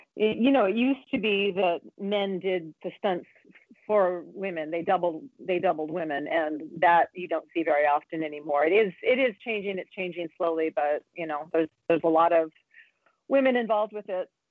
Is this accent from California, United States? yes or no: yes; San Diego, California, United States; San Diego is my hometown